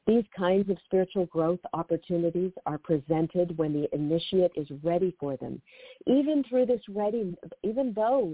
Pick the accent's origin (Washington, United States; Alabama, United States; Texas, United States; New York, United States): Washington, United States; Seattle; moved away; I have relocated up to my hometown, the Seattle area